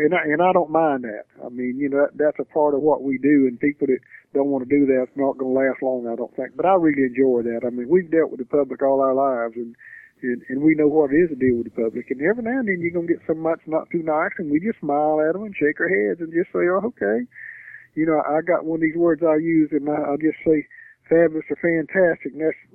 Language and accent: English; the South, United States; We're from the South. You know, the South people are friendly people